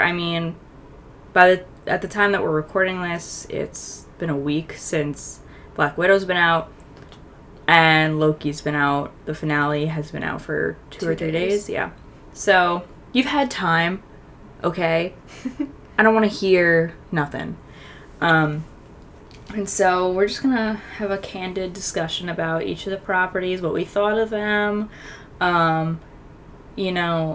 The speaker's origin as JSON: {"language": "English", "area": "Long Island", "region": "New York", "country": "United States", "said": "my voice nasally or is it just I'm from Long Island"}